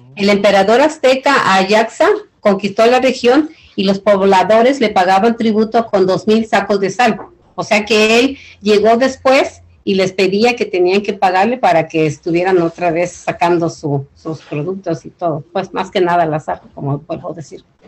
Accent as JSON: {"language": "Spanish", "town": "Ixtapan de la Sal", "region": "State of Mexico", "country": "Mexico", "tie": "born or raised there", "also_born_or_lived": "South Los Angeles", "moved": "yes", "lives_now": "Los Angeles, United States", "said": "yo crecí en Ixtapel de la Sal, es en el Estado de México"}